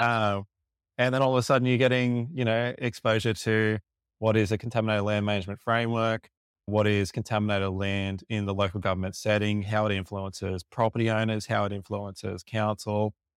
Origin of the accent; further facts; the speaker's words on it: Lake Macquarie, New South Wales, Australia; I grew up in the Lake Macquarie area